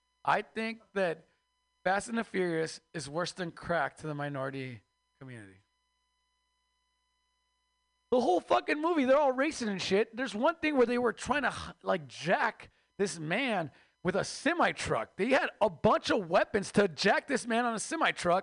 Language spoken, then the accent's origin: English; Mexico; moved away; I am Mexican from Mexico